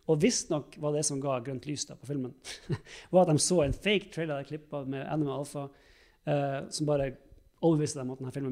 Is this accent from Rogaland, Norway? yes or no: no; Alta, Finnmark, Norway; Jeg er hjemme i Alta og vi har snakka en stund for Kurt Josef-karakteren lagde vi en gang til et radioprogram.